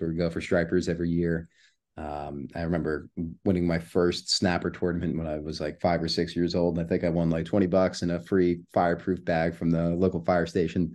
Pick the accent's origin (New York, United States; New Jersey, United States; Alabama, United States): New York, United States; moved away as an adult; also born or lived in Southern California; now in California, United States; I'm born and raised in New York. I moved out to California four months ago